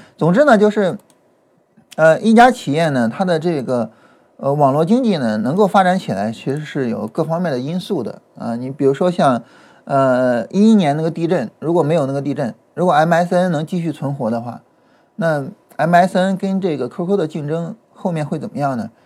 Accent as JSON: {"language": "Chinese", "region": "border area of Shandong and Henan", "country": "China", "tie": "born or raised there", "said": "我呢是，呃，出生以及呢长期生活在 山东跟河南就是比较交界的地方。我，我，我家往，呃，我家往南走，我想想啊，那方向，对，是往南走。啊，我家往南走大概走十几公里就到河南"}